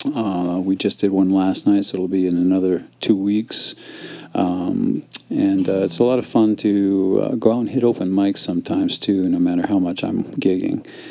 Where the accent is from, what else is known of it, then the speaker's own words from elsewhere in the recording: Maine, United States; moved away as an adult; also born or lived in Northeast Kingdom, Vermont; now in Vermont, United States; I grew up in the state of Maine